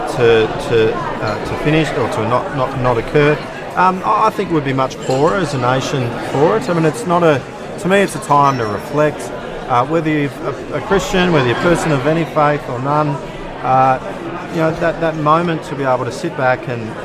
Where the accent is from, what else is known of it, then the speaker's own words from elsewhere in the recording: Western Australia, Australia; I'm from Western Australia